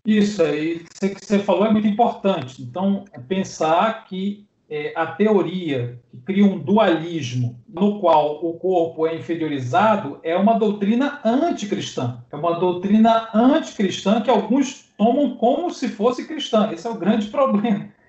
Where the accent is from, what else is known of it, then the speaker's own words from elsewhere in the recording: Belém, Pará, Brazil; now in Belo Horizonte, Brazil; eu moro em Belo Horizonte, sou natural de Belém do Pará